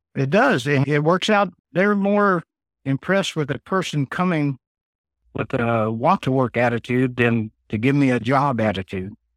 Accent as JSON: {"language": "English", "town": "Bakersfield", "region": "California", "country": "United States", "tie": "born or raised there", "moved": "yes", "said": "I was born in Bakersfield, California, and I was a photographer"}